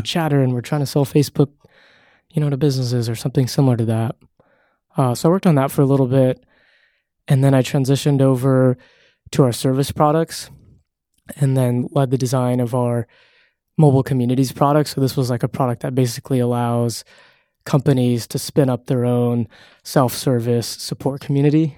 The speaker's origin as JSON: {"language": "English", "town": "Castro Valley", "region": "California", "country": "United States", "also_born_or_lived": "San Francisco", "said": "I'm from a small little town called Castro Valley"}